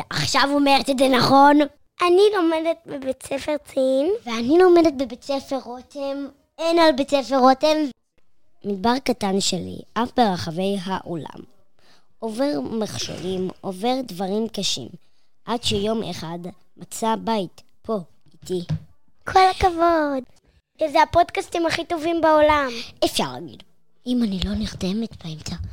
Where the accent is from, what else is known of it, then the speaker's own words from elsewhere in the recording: Beit Guvrin, Southern District, Israel; אנחנו מבית גוברין.